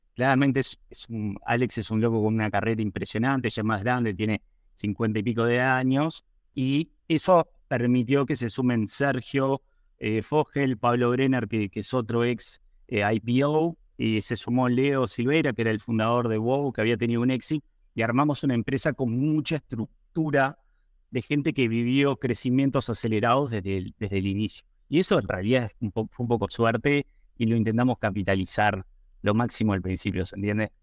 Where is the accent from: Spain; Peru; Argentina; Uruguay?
Uruguay; yo soy de Uruguay